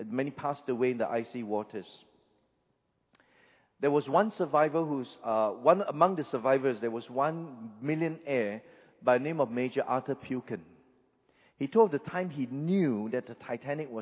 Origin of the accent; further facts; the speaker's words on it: Singapore; I'm a Singaporean. We don't have rivers in Singapore